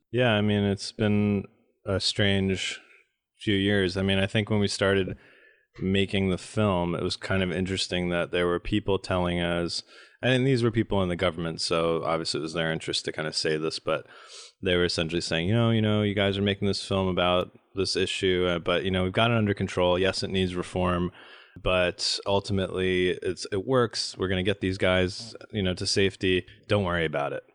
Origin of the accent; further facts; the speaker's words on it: United States; we Americans have, uh, this democracy that we're here to bring to you